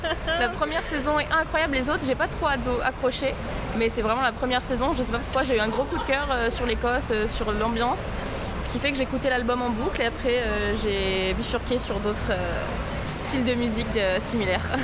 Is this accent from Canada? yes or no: no; France; je suis française des deux côtés